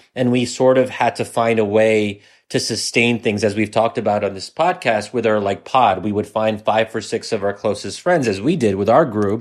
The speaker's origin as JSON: {"language": "English", "country": "United States", "said": "as an American"}